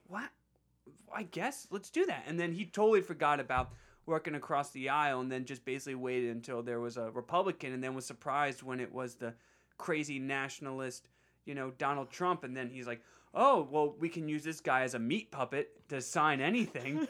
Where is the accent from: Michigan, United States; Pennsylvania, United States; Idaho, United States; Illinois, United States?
Pennsylvania, United States; Bucks County; my hometown P A district